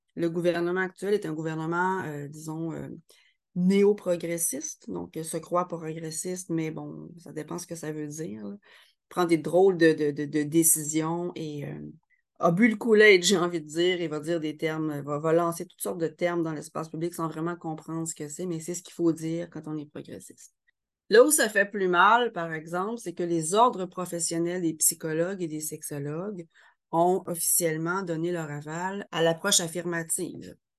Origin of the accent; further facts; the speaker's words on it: Quebec, Canada; je suis québécoise